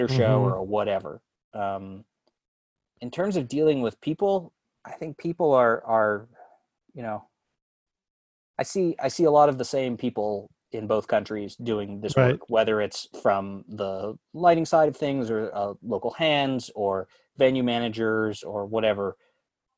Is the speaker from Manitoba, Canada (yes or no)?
yes; Winnipeg, Manitoba, Canada; moved away; I grew up in Winnipeg